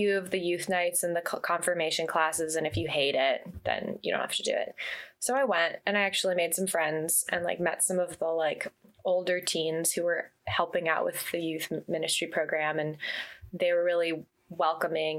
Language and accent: English; Santa Monica, California, United States; I was born and raised in Santa Monica, California